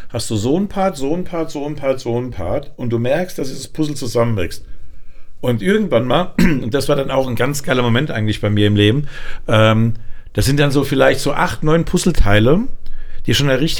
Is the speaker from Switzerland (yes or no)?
no; Frankfurt, Hesse, Germany; aber ich als Frankfurter